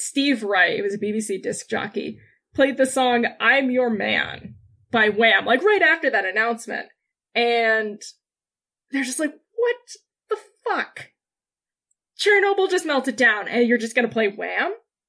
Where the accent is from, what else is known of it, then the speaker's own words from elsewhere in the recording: United Kingdom; We're using the word telly now because we're British.